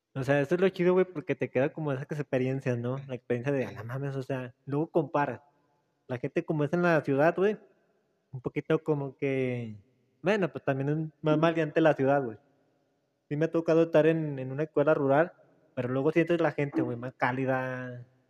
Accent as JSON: {"language": "Spanish", "country": "Mexico", "said": "venimos de la Morelos, morelocos"}